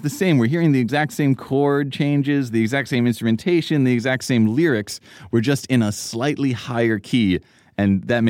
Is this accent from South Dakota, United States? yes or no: no; New York City, New York, United States; as a kid growing up in Manhattan, I never left my apartment building.